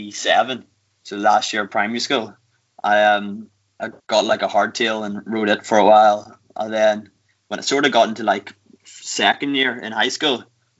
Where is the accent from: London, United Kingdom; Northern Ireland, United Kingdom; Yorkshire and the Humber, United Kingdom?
Northern Ireland, United Kingdom; Newcastle; I'm from Newcastle, actually.